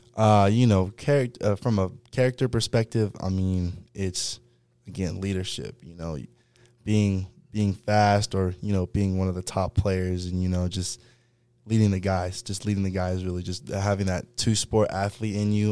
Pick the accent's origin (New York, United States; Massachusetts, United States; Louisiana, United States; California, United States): California, United States; Fresno; also born or lived in Los Angeles, California / Clovis, California; I'm originally from, uh, Los Angeles, California, but, um, you know, as a growing up, I moved to, uh, Central California, a city called Fresno